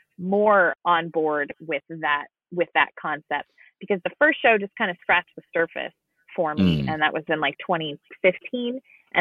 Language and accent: English; San Diego, California, United States; also born or lived in Spain; I grew up in San Diego, California, so Spanish is around me all the time